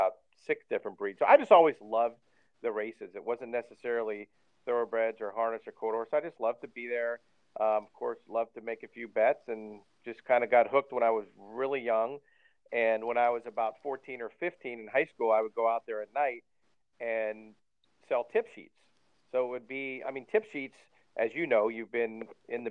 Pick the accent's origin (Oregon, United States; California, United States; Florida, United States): California, United States; Cypress; I grew up in Cypress, California